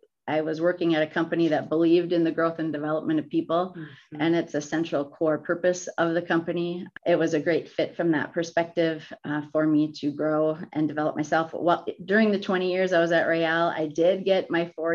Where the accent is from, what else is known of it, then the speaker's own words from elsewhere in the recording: Minnesota, United States; I grew up in Minnesota